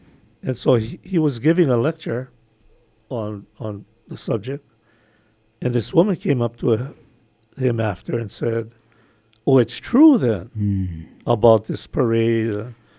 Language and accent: English; Kaneohe, Hawaii, United States; We grew up together in Kaneohe. We're neighbors.